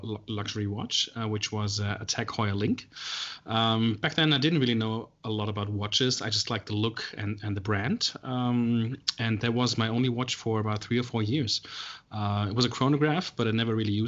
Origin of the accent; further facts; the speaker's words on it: Germany; moved away as an adult; now in Melbourne, Australia; I'm originally from Germany. I've been living in Melbourne here in Australia for 5 years now.